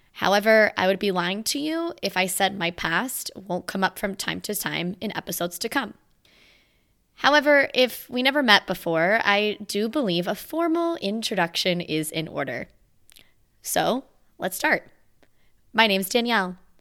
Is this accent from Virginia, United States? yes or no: yes; Virginia, United States; moved away as an adult; landed eight hundred plus miles away from my hometown in the state of Virginia